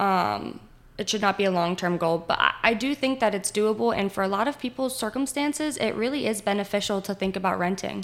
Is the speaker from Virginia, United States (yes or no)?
yes; Winchester, Virginia, United States; born and raised in Winchester